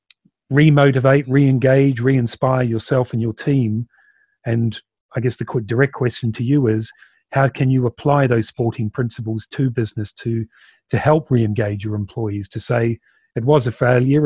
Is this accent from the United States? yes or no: no; New Zealand; as you can probably pick up, I'm from New Zealand